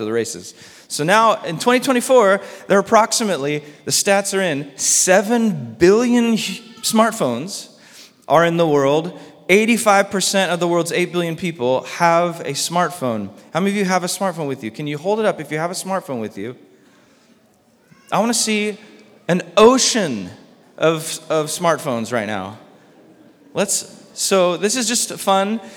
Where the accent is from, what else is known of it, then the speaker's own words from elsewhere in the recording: Orange County, California, United States; also born or lived in San Diego; when we moved from Orange County to San Diego, I was sad. All my friends were in Orange County